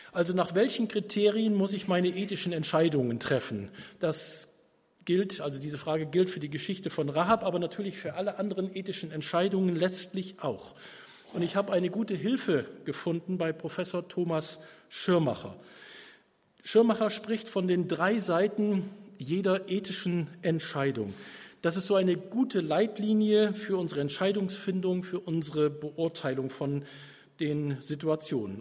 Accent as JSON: {"language": "German", "country": "Germany", "said": "Wir aus Deutschland"}